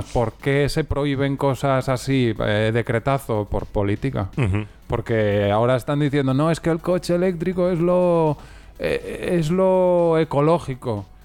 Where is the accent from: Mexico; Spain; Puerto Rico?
Spain; lo hemos decidido hacer en plan low cost porque somos españoles